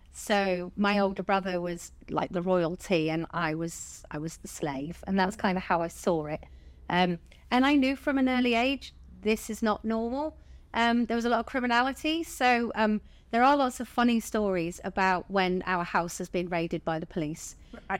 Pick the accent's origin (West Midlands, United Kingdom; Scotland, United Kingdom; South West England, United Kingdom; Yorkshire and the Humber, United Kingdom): South West England, United Kingdom; Bournemouth; I'm originally from Bournemouth. Um, I was born there.